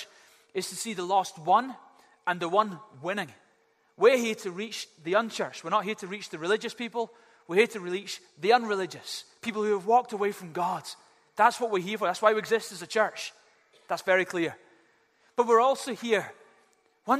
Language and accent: English; Glasgow, Scotland, United Kingdom; I had two little cats when I was growing up in Glasgow